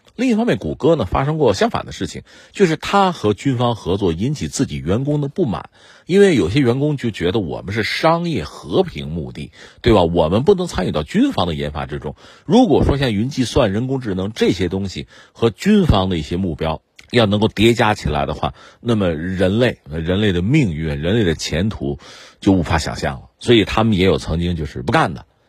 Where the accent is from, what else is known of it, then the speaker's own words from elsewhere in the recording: China; 我们中国人